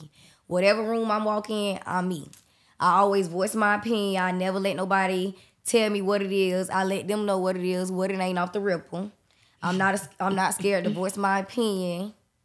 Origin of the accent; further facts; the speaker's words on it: Jacksonville, Florida, United States; I'm from here, though. 24 years. Born and raised